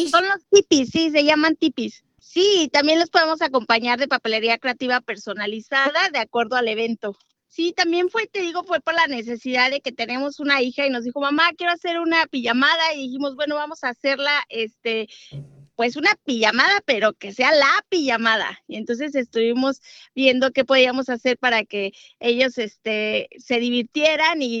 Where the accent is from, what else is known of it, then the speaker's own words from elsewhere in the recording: Cuernavaca, Morelos, Mexico; Somos de México.